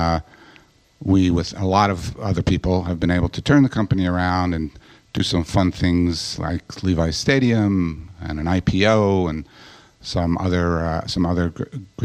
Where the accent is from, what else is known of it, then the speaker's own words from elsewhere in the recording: New York City, New York, United States; moved away as an adult; now in California, United States; I grew up in New York and in a relatively secular house in a part of Queens